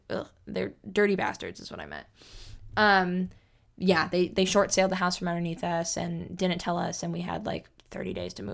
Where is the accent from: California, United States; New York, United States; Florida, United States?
California, United States; Sacramento; also born or lived in San Jose; I moved from San Jose. I was born in San Jose, and I moved from San Jose to Sacramento. And then we moved from the apartments we moved in Sacramento to the house we lived in.